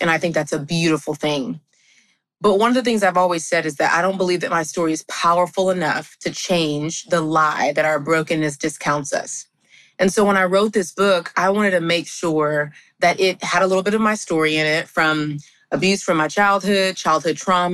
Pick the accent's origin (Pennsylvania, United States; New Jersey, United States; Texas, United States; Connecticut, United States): Texas, United States; I'm from Texas, best state in the world